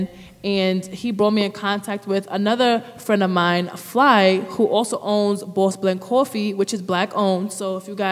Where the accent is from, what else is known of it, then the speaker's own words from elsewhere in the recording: New York City, New York, United States; now in Newark, United States; I'm from the Bronx, New York. I came to Jersey a while back, but in the midst of that time until now, I was switching back and forwards from the two cities.